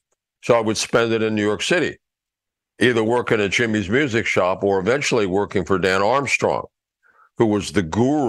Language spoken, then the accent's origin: English; Mexico City, Mexico; Well, actually, I grew up in Mexico City, so there was nobody to repair anything.